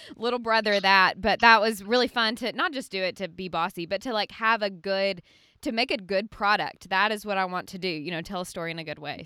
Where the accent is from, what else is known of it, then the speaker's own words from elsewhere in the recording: Birmingham, Alabama, United States; now in Franklin, United States; I love Birmingham. I'm from there too